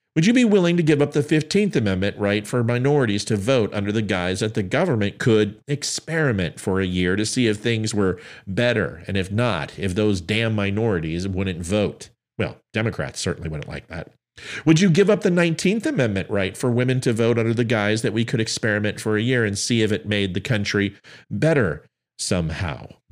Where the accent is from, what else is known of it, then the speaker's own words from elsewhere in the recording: Aurora, Colorado, United States; moved away; also born or lived in El Paso, Texas; I'm from Aurora, Colorado